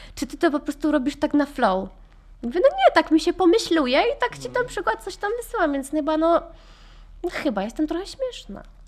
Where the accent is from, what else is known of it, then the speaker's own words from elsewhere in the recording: Poland; moved away as an adult; also born or lived in Ireland; Ja wyjechałam z Polski, miałam 18 lat